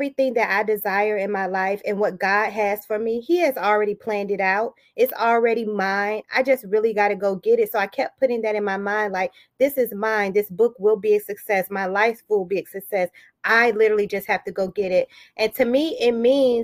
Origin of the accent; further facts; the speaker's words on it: Daytona Beach, Florida, United States; also born or lived in Detroit, Michigan; now in Chesapeake, United States; I have roots in Detroit, Michigan, but I am from Daytona Beach, Florida, and I currently reside in Chesapeake, Virginia